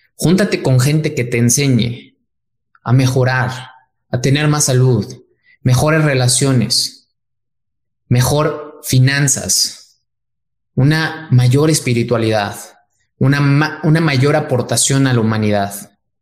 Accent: Mexico

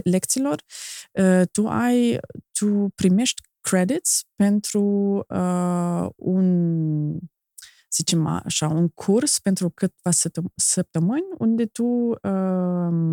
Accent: Germany; Romanian is a second language; moved away as an adult; now in Moldova; eu am venit din Germania, dintr-o altă cultură

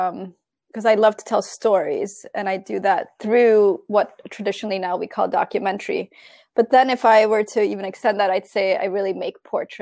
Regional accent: New York, United States; moved away as an adult; also born or lived in Italy; went to Italy from New York, where I grew up

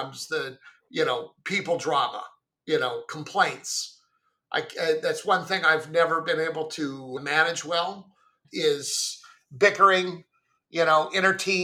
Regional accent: Goleta, California, United States; I grew up in Goleta, which is just north of Santa Barbara

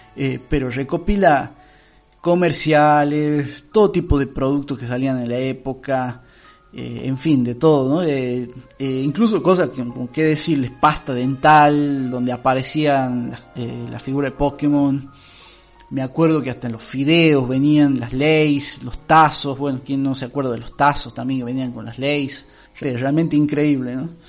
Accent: Argentina

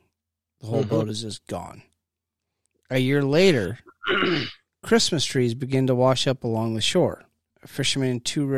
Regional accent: Appalachia, United States; Us Appalachian people

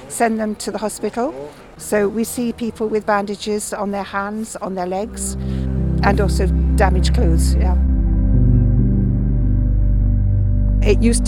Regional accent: England, United Kingdom; moved away as an adult; now in France; I'm English, but I've been living in France for a long time

